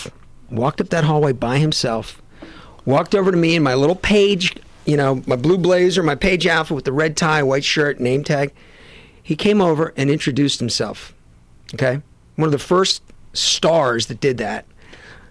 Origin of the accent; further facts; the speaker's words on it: Westport, Connecticut, United States; also born or lived in Syracuse, New York / Salisbury Beach, Massachusetts; I grew up in Westport, Connecticut, and Salisbury Beach, Massachusetts